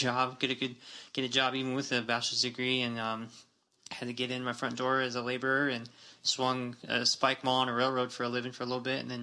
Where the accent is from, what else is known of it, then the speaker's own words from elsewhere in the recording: Tuba City, Arizona, United States; Born and raised Arizona, Tuba City specifically